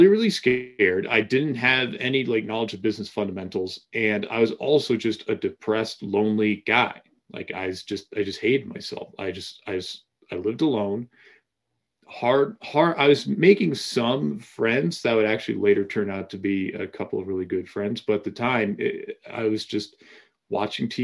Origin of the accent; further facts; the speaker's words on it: Massachusetts, United States; I grew up in Massachusetts